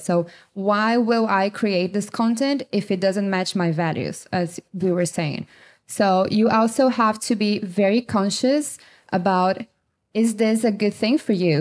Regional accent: Brazil; moved away as an adult; also born or lived in China / Colombia / Mexico / Canada; now in United States; I'm from Brazil. I'm living in the U S since two thousand nineteen.

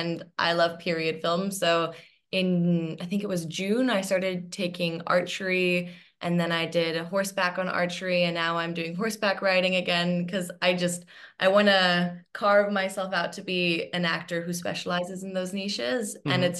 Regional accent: Hong Kong; So I ended up moving back to my home country, which is Hong Kong.

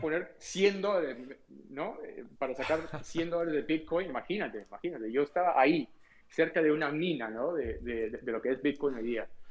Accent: Peru; yo nací en Perú

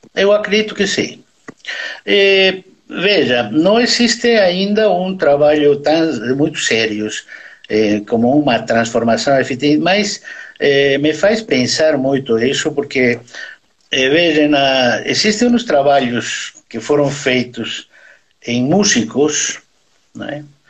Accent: Bolivia; Portuguese is a second language; moved away as an adult; now in Brazil; eu nasci na Bolívia, sou brasileiro, mas eu nasci na Bolívia, sim

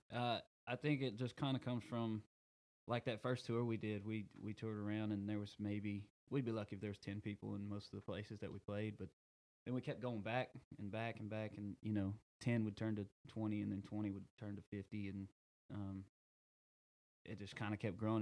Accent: Rusk, Texas, United States; I grew up in Rusk

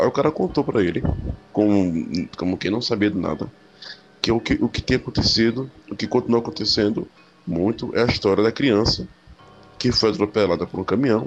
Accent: interior of Pernambuco, Brazil; E eu voltei a morar no interior de Pernambuco, na minha cidade natal

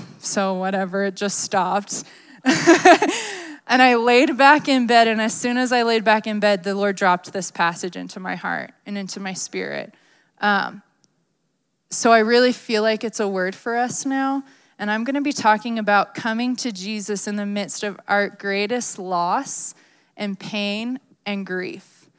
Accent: Maryland, United States; I grew up in Maryland, as you guys know, but I wasn't really a crier.

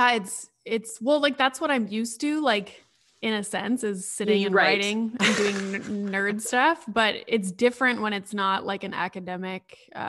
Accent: Sudbury, Ontario, Canada; So I had just moved back to Sudbury. I started university at Laurentian, which is in Sudbury.

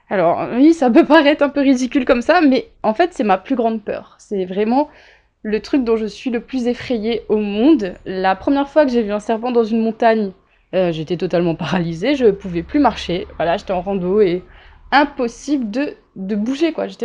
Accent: Réunion, France; il faut pas oublier que je viens de la Réunion. Déjà entre la métropole et l'île de la Réunion, même si la Réunion est française, il y a un grand écart en termes de culture

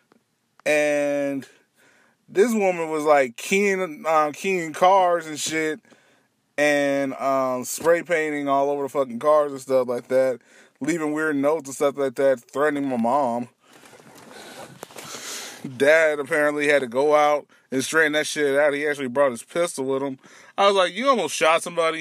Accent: Missouri, United States; also born or lived in Twentynine Palms, California / Michigan / Kansas City; I am originally here from Missouri. I've been here in Missouri for 21 years. I wasn't actually born here

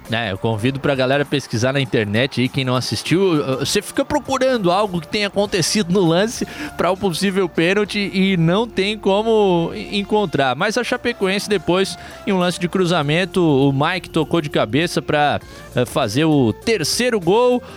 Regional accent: Corrientes, Argentina; moved away; sou correntino, sou do Nordeste

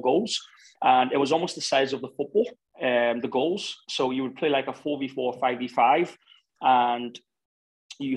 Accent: Belfast, Northern Ireland, United Kingdom; also born or lived in Lagos, Nigeria / London; now in Qatar; I was born in Nigeria and I moved to Belfast when I was 8 and a half

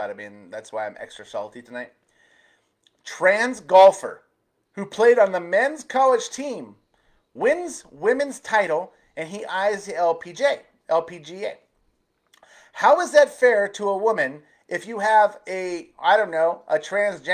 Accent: Arizona, United States; my home state of Arizona

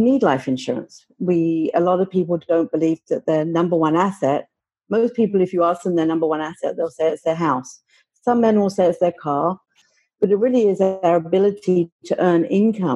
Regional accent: London, United Kingdom; moved away as an adult; now in Oakville, Canada; I was born and raised in London, England, hence I have an accent

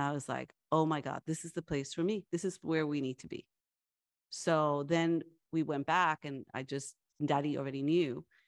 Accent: Long Island, New York, United States; first language Spanish; English is a second language; moved away; I grew up in Long Island and Nor-, Long Island, New York in a, uh, Latina family and where English was my second language and, uh, Spanish was my first language

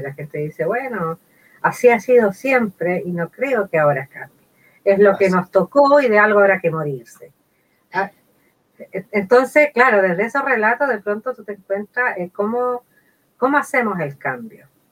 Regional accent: San Carlos, Ñuble, Chile; also born or lived in Temuco; soy san Carlina de Ñuble, eh, me fui de, esta zona a los 18 años

